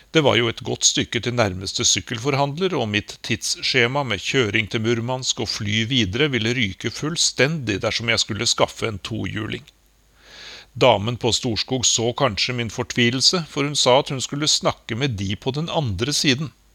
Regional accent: Norway; moved away as an adult; now in Moscow, Russia; jeg var hjemme i Norge

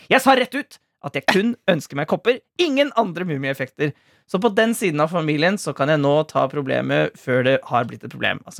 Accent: Sandefjord, Vestfold, Norway; Jeg er jo fra Sandefjord! Hallo!

